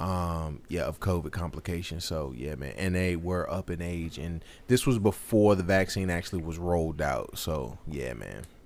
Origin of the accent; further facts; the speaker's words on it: Martinsville, United States; growing up in Martinsville, maybe Drew, uh, so for the listeners who don't necessarily know this, me and Drew grew up in the same, um, same city, same county